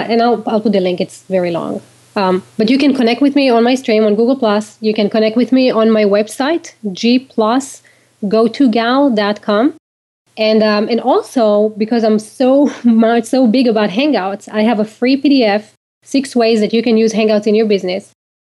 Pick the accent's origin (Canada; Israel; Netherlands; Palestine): Israel; now in United States; Well, I grew up in Israel. So in Israel, it's really not easy to start a company, like in the States.